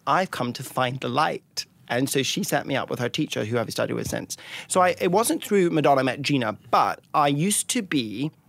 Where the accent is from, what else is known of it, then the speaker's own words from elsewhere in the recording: Scotland, United Kingdom; And I grew up in an old family, so I love a tweed, and I'm from Scotland, so I double love tweed.